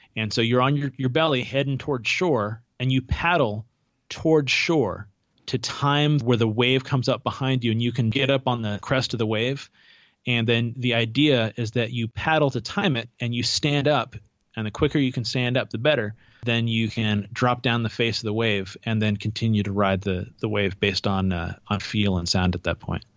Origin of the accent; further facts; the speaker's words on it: Santa Cruz, California, United States; moved away; I grew up in Santa Cruz, California, originally